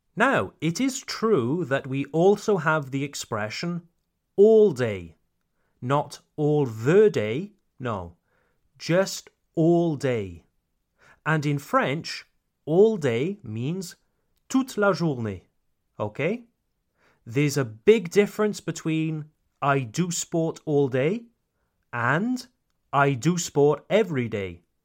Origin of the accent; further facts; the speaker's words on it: Wales, United Kingdom; I come from Wales, Le Pays de Galles, Wales.